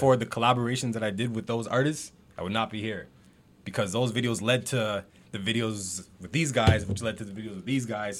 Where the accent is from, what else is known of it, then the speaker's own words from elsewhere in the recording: Mississauga, Ontario, Canada; I'm from Saga